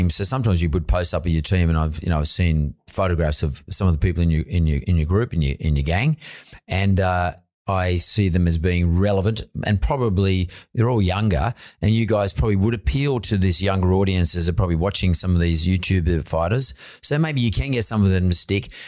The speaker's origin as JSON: {"language": "English", "country": "Australia", "said": "For for me as an Aussie"}